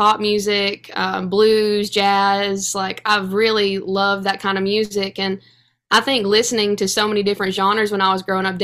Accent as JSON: {"language": "English", "region": "East Tennessee", "country": "United States", "tie": "born or raised there", "said": "I grew up in East Tennessee"}